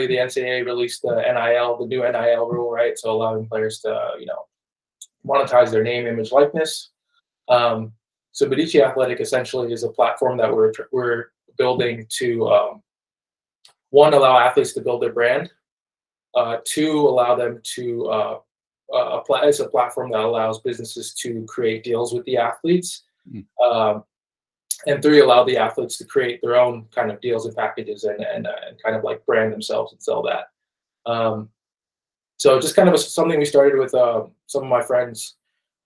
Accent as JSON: {"language": "English", "town": "Wake Forest", "region": "North Carolina", "country": "United States", "tie": "born or raised there", "also_born_or_lived": "Nairobi, Kenya", "said": "I was born in Kenya, Nairobi, Kenya. I grew up there until I was about 8. And in 2003, my dad brought the whole family to America, to North Carolina"}